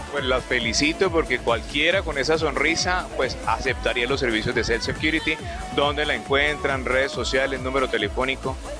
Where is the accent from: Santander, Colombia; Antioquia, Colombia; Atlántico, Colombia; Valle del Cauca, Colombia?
Valle del Cauca, Colombia; Palmira; also born or lived in Cali; Yo no soy caleño, soy palmirano, pero viví muchos años en esta ciudad